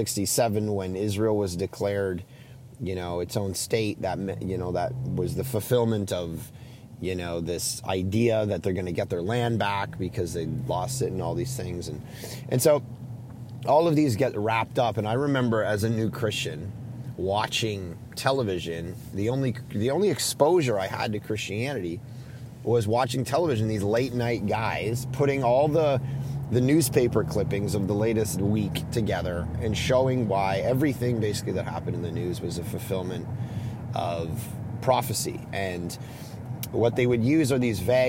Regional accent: Canada; as a Canadian

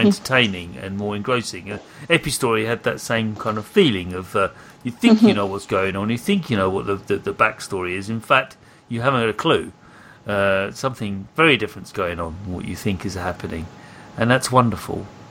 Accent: United Kingdom; I'm British.

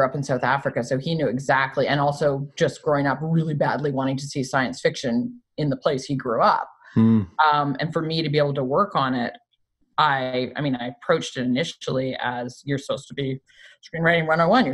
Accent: Canada; growing up in Canada

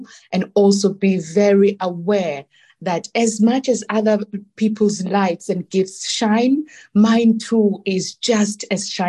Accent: South Africa; moved away as an adult; also born or lived in Milan, Italy; I was born in South Africa, because being born in my wonderful country

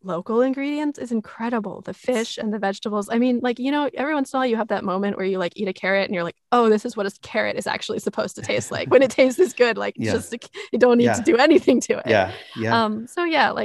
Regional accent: Pacific Northwest, United States; moved away as an adult; now in Japan; something that I grew up with in the Pacific Northwest

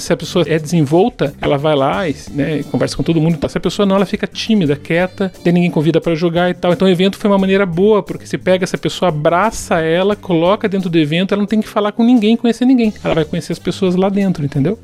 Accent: Curitiba, Paraná, Brazil; eu sou curitibano, né? Eu nasci aqui em Curitiba

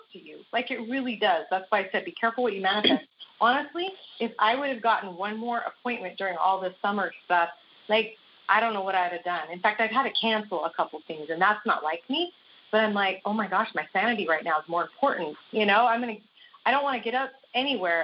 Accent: Las Vegas, Nevada, United States; moved away; I grew up in Las Vegas

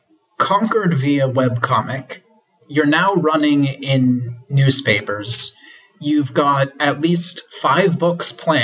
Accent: Pittsburgh, Pennsylvania, United States; moved away; I'm from Pittsburgh.

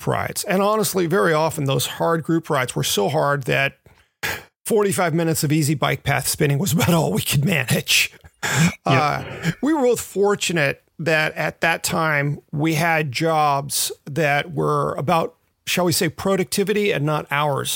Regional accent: Memphis, Tennessee, United States; moved away; also born or lived in Redondo Beach, California; I grew up in Memphis

